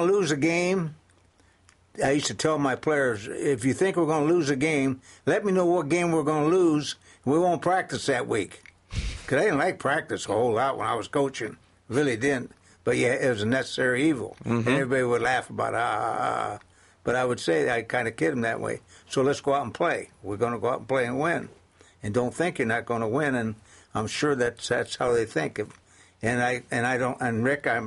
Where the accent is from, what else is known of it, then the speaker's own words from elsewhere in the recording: Canton, Ohio, United States; moved away; also born or lived in Scranton, Pennsylvania; born in Scranton, Pennsylvania, but was raised in Canton, Ohio